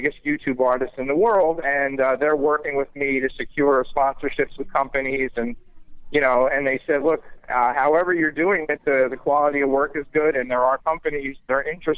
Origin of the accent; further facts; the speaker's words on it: New York, United States; now in Florida, United States; I'm from New York, so I played in just about every club in New York.